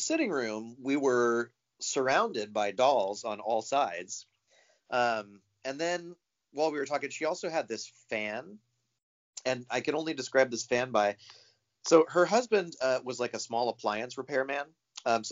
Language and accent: English; St. Augustine, Florida, United States; moved away as an adult; also born or lived in Seattle; I grew up in Florida. I grew up in a town called St. Augustine